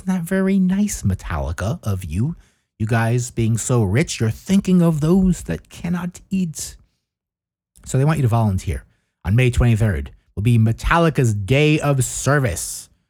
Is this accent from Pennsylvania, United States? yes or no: no; New Jersey, United States; And I'm like, yeah, of course. I'm from New Jersey.